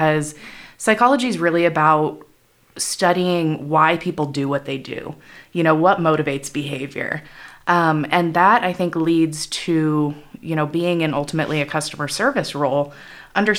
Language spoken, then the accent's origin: English; Yakima Valley, Washington, United States; I grew up here in the Valley.